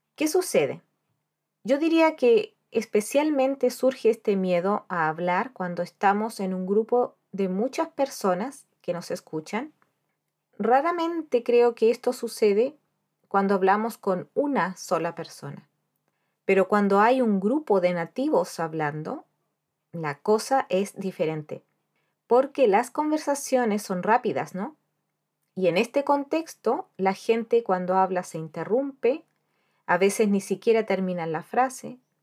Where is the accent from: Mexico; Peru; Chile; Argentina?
Chile; moved away as an adult; also born or lived in Spain; now in Dublin, Ireland; yo soy chilena